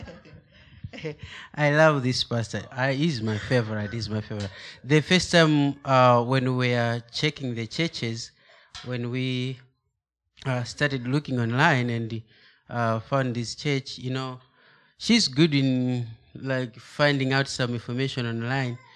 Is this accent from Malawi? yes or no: yes; Malawi; English is a second language; moved away; I'm from Africa, specific Malawi. That is the southern part of Africa.